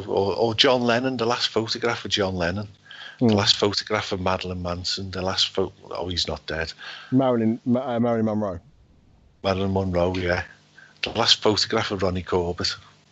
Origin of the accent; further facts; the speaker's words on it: Liverpool, North West England, United Kingdom; accent: Scouse; as I'm a Scouser, yeah? Born and bred in Liverpool